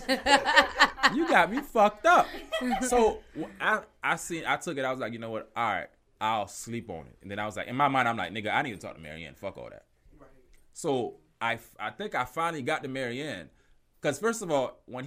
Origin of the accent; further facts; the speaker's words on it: Miami, Florida, United States; I'm from Miami.